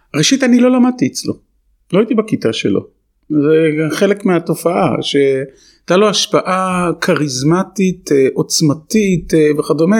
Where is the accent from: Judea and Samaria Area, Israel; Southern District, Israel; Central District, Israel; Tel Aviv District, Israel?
Tel Aviv District, Israel; Herzliya; moved away; also born or lived in Jerusalem; גדלתי בעיירת פיתוח, בהרצליה פיתוח